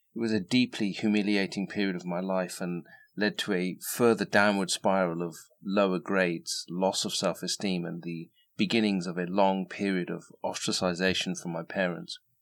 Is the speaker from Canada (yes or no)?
no; England, United Kingdom; I was born and raised in England to the parents of immigrants from North India